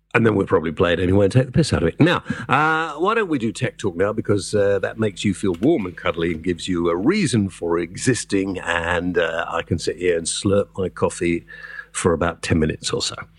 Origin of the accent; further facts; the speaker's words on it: south Wales, United Kingdom; a Welshman myself, uh, but from the proper part of Wales in the south